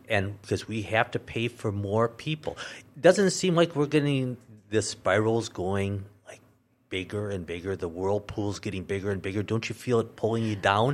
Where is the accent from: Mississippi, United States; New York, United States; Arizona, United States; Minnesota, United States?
Minnesota, United States; now in North Dakota, United States; I was born and raised in Minnesota.